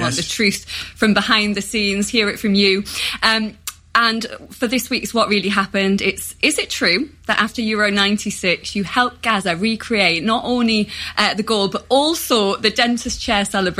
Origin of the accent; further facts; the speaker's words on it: Gateshead, North East England, United Kingdom; I grew up in Dunstan, which is where he's from, and my house was literally in the next street.